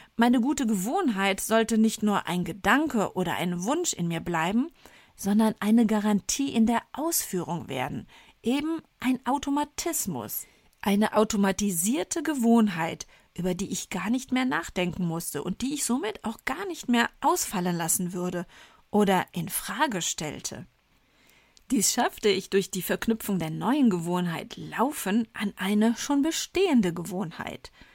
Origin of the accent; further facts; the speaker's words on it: Rhineland, Germany; accent: Rhineland; damit ich als Rheinländerin mit der Aussprache des Wortes Sport, wir Rheinländer sprechen das R ja gerne mal ch aus